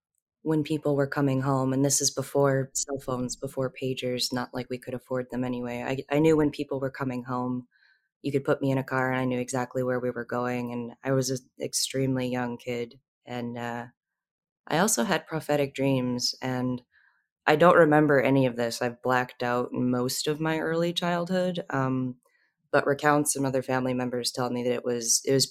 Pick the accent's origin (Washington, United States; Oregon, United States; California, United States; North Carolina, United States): California, United States; Southern; I grew up in Southern California, close to the Mexican border